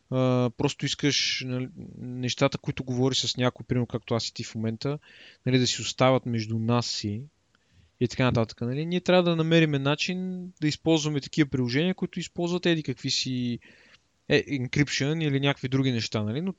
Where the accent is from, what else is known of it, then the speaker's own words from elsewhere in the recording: Bulgaria; ние сме българи.